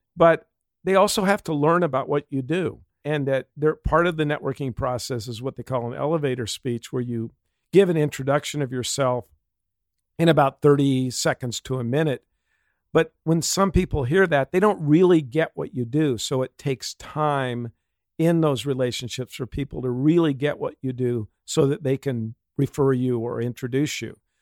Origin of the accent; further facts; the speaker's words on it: Pasadena, California, United States; I was born in Pasadena, grew up, went to a Catholic, uh, elementary school, Saint Elizabeth